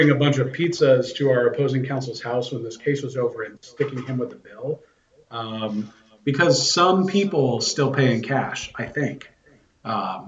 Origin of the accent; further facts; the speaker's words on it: St. Louis, Missouri, United States; now in Houston, United States; I'm from St. Louis, home of the greatest pizza ever